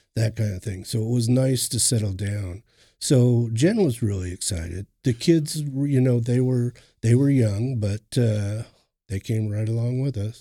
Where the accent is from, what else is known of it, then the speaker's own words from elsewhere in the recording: Cannon Falls, Minnesota, United States; moved away as an adult; now in Oklahoma, United States; I'm originally from Minnesota, Cannon Falls, Minnesota. I was, uh, raised during my adolescence there.